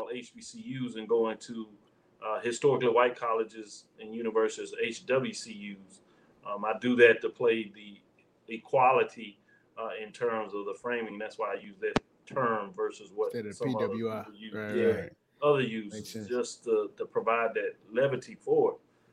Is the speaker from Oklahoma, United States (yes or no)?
yes; Norman, Oklahoma, United States; also born or lived in Texas; I was born in Norman, Oklahoma